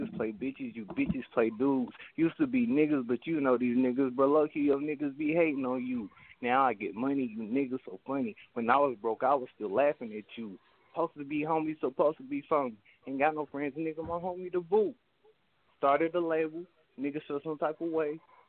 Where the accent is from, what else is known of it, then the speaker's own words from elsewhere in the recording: Bowling Green, Kentucky, United States; I'm from Bowling Green, Kentucky, man, like 45 minutes away from Nashville, Tennessee